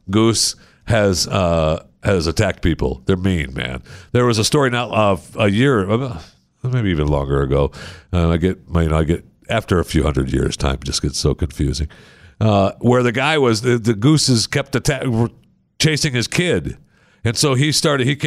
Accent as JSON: {"language": "English", "region": "Michigan", "country": "United States", "tie": "born or raised there", "said": "No, I, I don't live in Michigan anymore."}